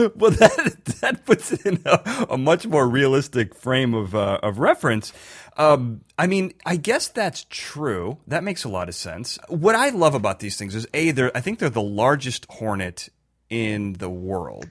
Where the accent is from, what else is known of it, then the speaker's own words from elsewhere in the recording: Chicago, Illinois, United States; I'm from Chicago